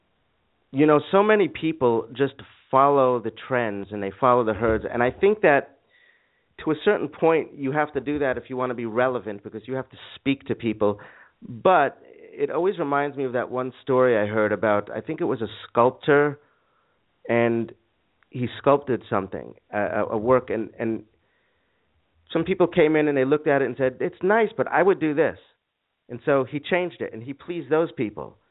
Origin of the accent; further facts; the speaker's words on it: New York, United States; moved away as an adult; also born or lived in Boston / California / Arizona; I was born and raised in New York until I was 18 and went off to college in Boston